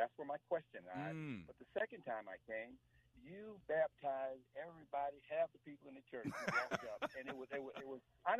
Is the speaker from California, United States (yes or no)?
no; Severn, Maryland, United States; I'm actually from Severn, Maryland.